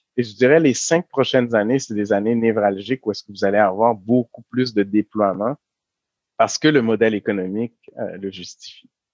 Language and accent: French; Quebec, Canada; nous, en tant que Québécois